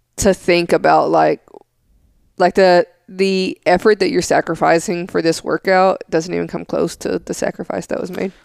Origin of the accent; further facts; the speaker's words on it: Smithville, Tennessee, United States; where I grew up in Smithville, Tennessee